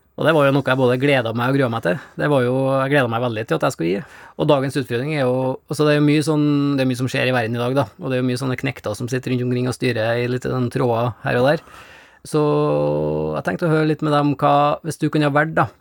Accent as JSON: {"language": "Norwegian", "country": "Norway", "said": "oppe i Ugndalen der jeg kommer fra"}